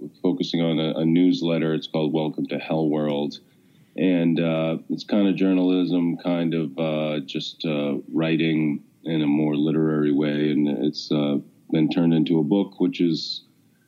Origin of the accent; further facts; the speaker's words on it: Massachusetts, United States; also born or lived in New York / Washington, D.C.; I live, just outside of Boston now, mm-hmm. and I've lived in Massachusetts. I grew up here